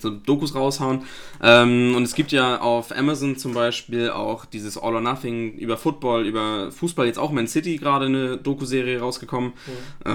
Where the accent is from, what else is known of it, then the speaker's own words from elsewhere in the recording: Flensburg, Schleswig-Holstein, Germany; ich komme aus Flensburg